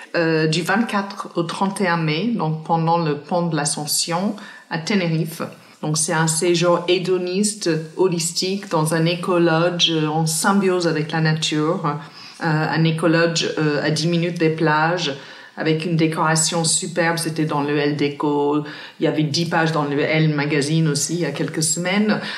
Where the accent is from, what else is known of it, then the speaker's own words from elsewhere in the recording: countryside near Cork, Munster, Ireland; French is a second language; moved away as an adult; now in Paris, France; je viens d'une ville dans le sud-ouest euh, d'Irlande qui s'appelle Cork. Enfin, je viens même pas de Cork, je viens de la, campagne profonde, à 25 minutes de Cork